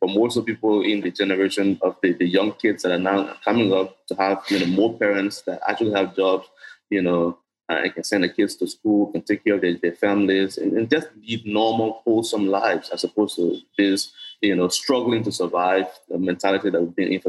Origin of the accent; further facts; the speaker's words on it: Liberia; I grew up in Liberia when the war had just started.